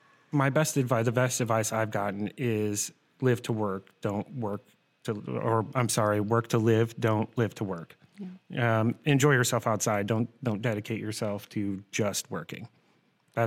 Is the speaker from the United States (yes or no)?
yes; Cedar Rapids, Iowa, United States; I grew up in Cedar Rapids, actually.